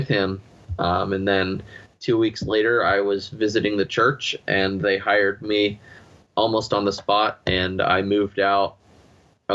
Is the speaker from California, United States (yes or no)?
no; Pennsylvania, United States; moved away; I felt God was calling me back to Pennsylvania, my home state